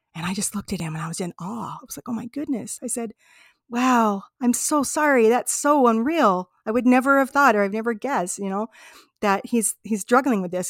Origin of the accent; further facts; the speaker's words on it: United States; we're from America, you know, I'm, I'm from this part of America